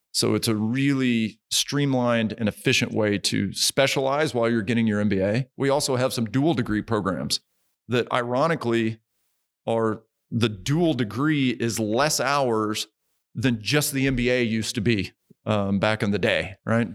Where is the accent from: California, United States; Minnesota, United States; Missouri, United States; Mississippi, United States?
Missouri, United States; Springfield; moved away as an adult; also born or lived in Guatemala / Kentucky / North Texas; originally from Springfield, Missouri